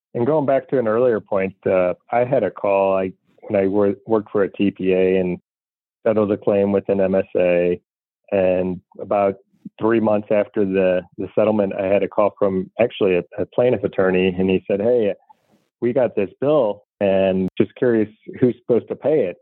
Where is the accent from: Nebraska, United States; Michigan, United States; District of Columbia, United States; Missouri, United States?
Missouri, United States; St. Louis; I'm from St. Louis, Missouri is a show me state.